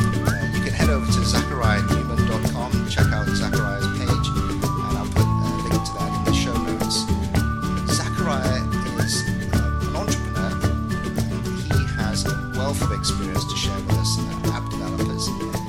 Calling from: Dubai, United Arab Emirates; I'm calling you from Dubai, and it's by choice.

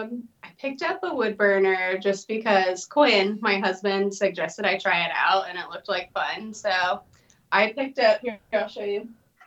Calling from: Normal, Illinois, United States; I live in the middle of nowhere in Illinois. It's called Normal.

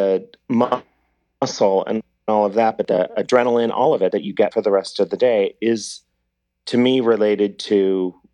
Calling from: Los Angeles, California, United States

